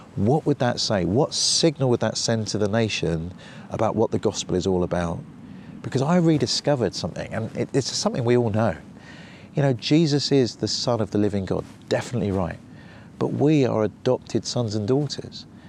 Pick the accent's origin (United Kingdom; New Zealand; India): United Kingdom; I'm British